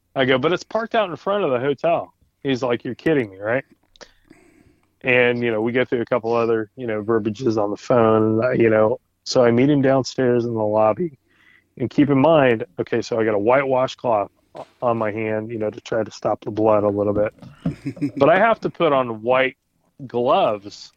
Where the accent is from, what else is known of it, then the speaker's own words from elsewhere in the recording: Indianapolis, Indiana, United States; also born or lived in Shelbyville, Indiana; I was born in Shelbyville. I was raised on the east side of Indianapolis. I moved back when I was in sixth grade